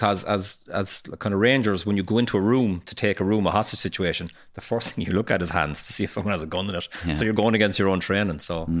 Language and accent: English; Ireland; We just kind of slide in, the paddies just slide in, see what's going on